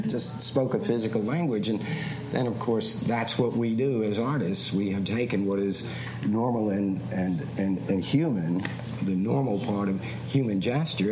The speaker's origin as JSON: {"language": "English", "town": "New York City", "region": "New York", "country": "United States", "said": "I'm a guy from Queens."}